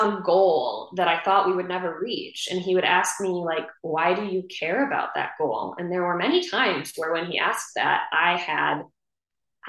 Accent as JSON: {"language": "English", "region": "Wisconsin", "country": "United States", "tie": "born or raised there", "moved": "yes", "said": "up in Wisconsin, in my hometown where my parents live."}